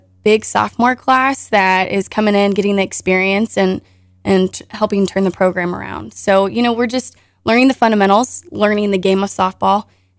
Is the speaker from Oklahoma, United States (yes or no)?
no; Ozark, Missouri, United States; I grew up in Ozark, Missouri.